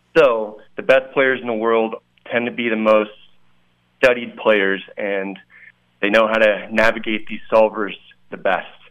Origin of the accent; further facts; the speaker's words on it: Santa Rosa, California, United States; moved away as an adult; also born or lived in San Diego / San Francisco; now in Las Vegas, United States; I grew up in Santa Rosa and uh, grew up a big Bay Area sports fan